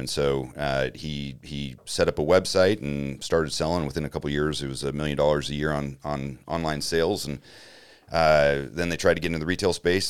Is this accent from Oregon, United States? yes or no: yes; Grants Pass, Oregon, United States; moved away as an adult; now in Denver, United States; I grew up in Grants Pass, Oregon